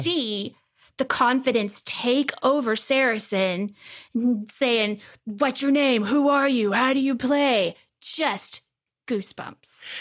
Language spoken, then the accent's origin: English; Texas, United States; accent: Texas; my Texas accent is coming back a little bit